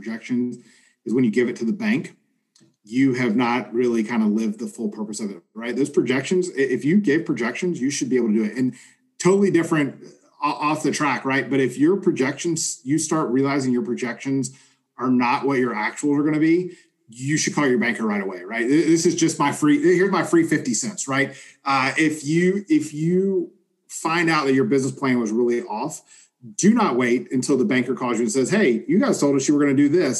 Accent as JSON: {"language": "English", "region": "Southern", "country": "United States", "accent": "Southern", "said": "my Southern accent"}